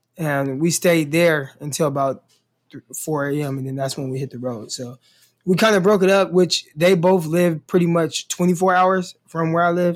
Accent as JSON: {"language": "English", "town": "Stockton", "region": "California", "country": "United States", "moved": "yes", "lives_now": "Arkansas, United States", "said": "where I'm from, we don't, we don't get snow. Like, Stockton doesn't get snow"}